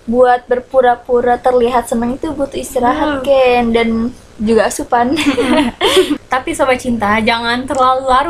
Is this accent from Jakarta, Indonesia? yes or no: yes; Jakarta, Indonesia; nih gue anak Jakarta nih nape nih